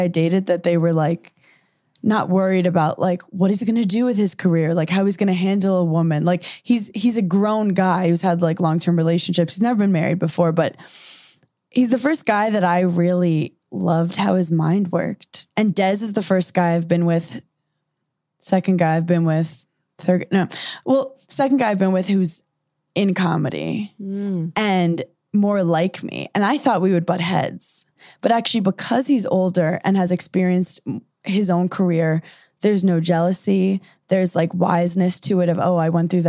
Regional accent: New York, United States; I'm from New York

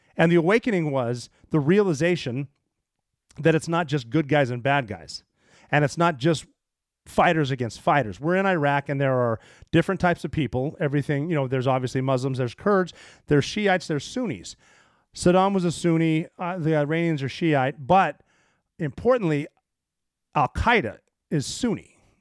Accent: Montana, United States; I grew up in Montana

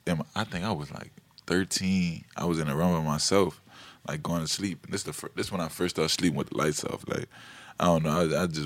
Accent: New Orleans, Louisiana, United States; also born or lived in Houston; I'm from New Orleans. New Orleans, Louisiana.

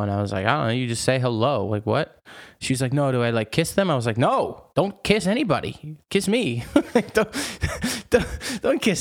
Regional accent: United States; moved away as an adult; also born or lived in New York; now in France; as an American

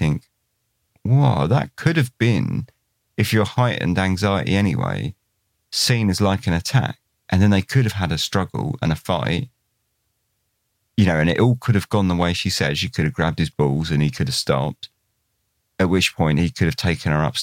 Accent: Newhaven, South East England, United Kingdom; moved away; I was born in New Haven. I grew up, spent 19 years there, and I lived about a few hundred yards from where the car was found.

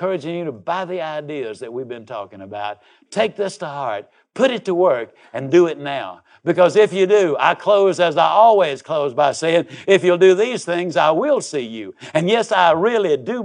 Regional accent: Yazoo City, Mississippi, United States; I was raised down in Yazoo City, Mississippi.

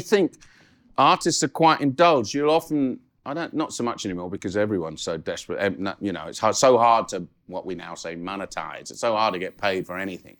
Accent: Guildford, South East England, United Kingdom; also born or lived in Catford, London; We moved to Guildford in 1968. I was born in Catford

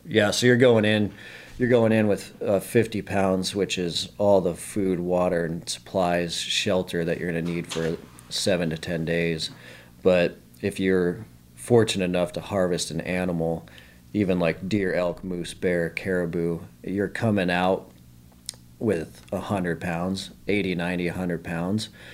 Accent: Billings, Montana, United States; Born and raised in Montana.

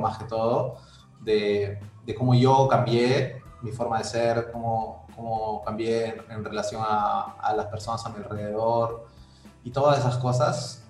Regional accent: Trujillo, La Libertad, Peru; also born or lived in Brazil; soy de Trujillo, ¿no? Vivo acá.

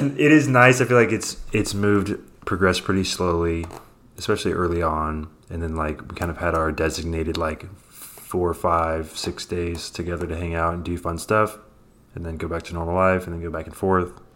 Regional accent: Oakland, California, United States; I grew up in Oakland, which is right across the water.

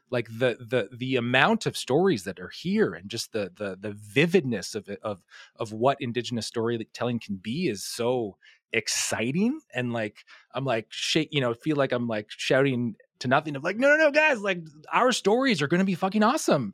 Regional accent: Hay River, Northwest Territories, Canada; I grew up in a town called Hay River

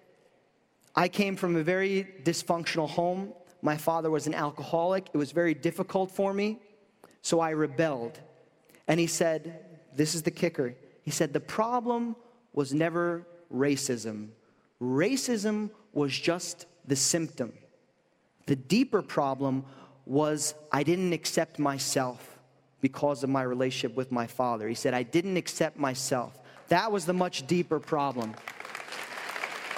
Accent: New York, United States; I'm from New York

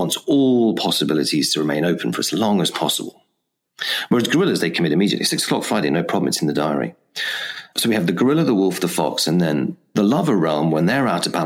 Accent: England, United Kingdom; because I am English after all

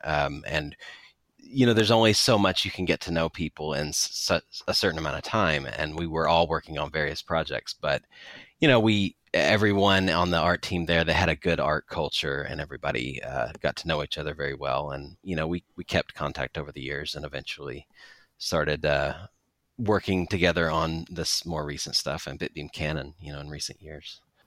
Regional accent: near Knoxville, East Tennessee, United States; I grew up in the East Tennessee area in the United States, so, uh, kinda near Knoxville

